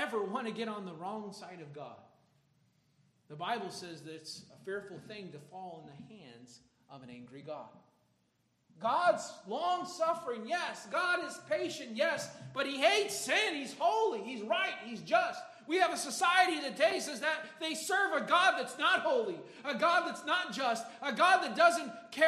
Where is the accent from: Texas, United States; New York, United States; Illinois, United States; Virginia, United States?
Illinois, United States; Chicago; growing up in Chicago